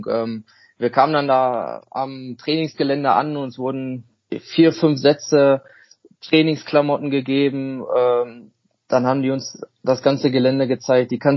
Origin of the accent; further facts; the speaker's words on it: Germany; Nein, meine Vorfahren, wir kommen alle aus Deutschland. Ähm, ja, dunkle Haare, dunkler Bart, äh, sagen viele, ob ich irgendwo äh, aus ja, südländischen Bereich herkomme, aber das ist auf keinen Fall so. Ähm, ja, was soll ich sagen? Wir sind alle, ähm, alle Deutsche.